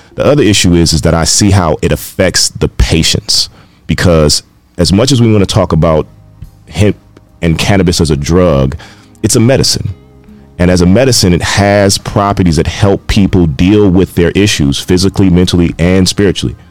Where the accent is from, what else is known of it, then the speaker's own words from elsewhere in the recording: Carson, California, United States; moved away; I also am from uh, California. I grew up in Carson, right next to Compton.